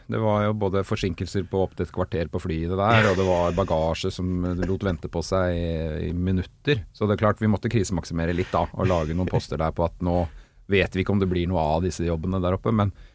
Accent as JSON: {"language": "Norwegian", "region": "Oslo", "country": "Norway", "said": "på Rustad eller Bogerud hvor jeg kommer fra"}